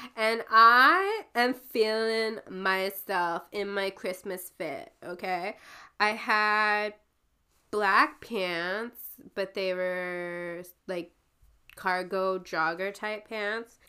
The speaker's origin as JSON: {"language": "English", "town": "Timmins", "region": "Ontario", "country": "Canada", "moved": "yes", "said": "the name of the town that it was in was called Timmins"}